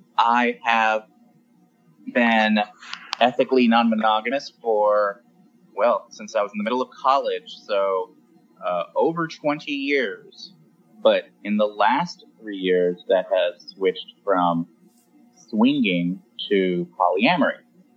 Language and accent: English; West Coast, United States; We're both from the West Coast.